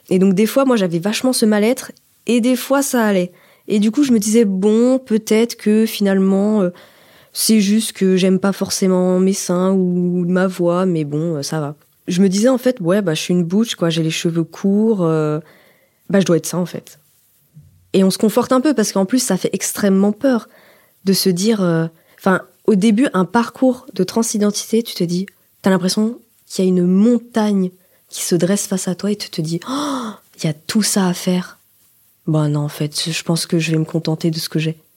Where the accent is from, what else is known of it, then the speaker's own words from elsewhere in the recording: Auvergne-Rhône-Alpes, France; Je viens de Haute-Savoie, donc c'est un département euh, assez montagnard, campagnard.